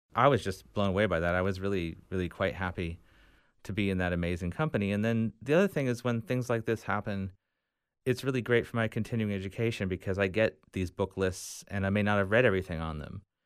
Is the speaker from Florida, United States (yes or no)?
yes; Tallahassee, Florida, United States; Tallahassee, my home, my hometown here